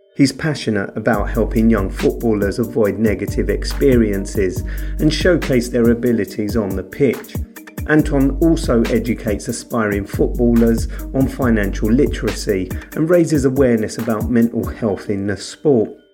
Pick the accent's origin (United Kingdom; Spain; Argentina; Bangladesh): United Kingdom; London; I grew up in Camberwell